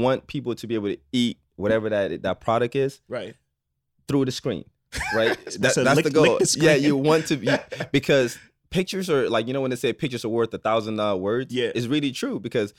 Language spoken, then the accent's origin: English; Nigeria; because I'm from Nigeria, obviously. So I try to use my culture.